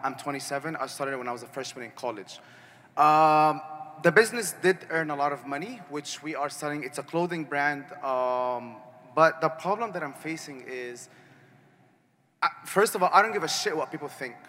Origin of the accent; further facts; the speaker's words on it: Arizona, United States; moved away as an adult; now in Malaysia; I'm from Arizona